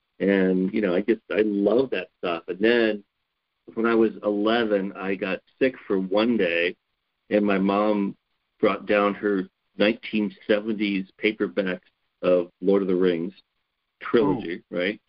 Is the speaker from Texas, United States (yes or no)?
no; Wyoming, United States; born there; So I was born in Wyoming. My family is from the Black Hills of South Dakota, so we're actually Black Hills pioneers, which means we can establish our family back before 1876 in the Black Hills.